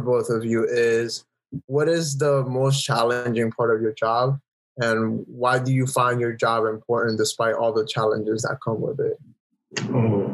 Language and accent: English; Boston, Massachusetts, United States; also born or lived in Providence, Rhode Island; I'm a musician and filmmaker from the Boston area